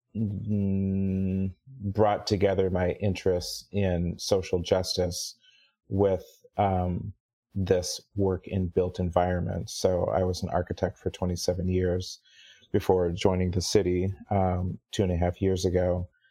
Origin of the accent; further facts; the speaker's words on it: Kirkland, Washington, United States; also born or lived in Seattle, United States; growing up in Kirkland